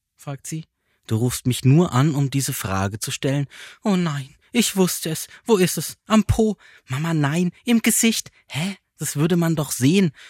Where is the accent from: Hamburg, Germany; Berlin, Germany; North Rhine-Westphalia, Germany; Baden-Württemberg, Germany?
Baden-Württemberg, Germany; Freiburg; moved away; aus meiner Heimatstadt Freiburg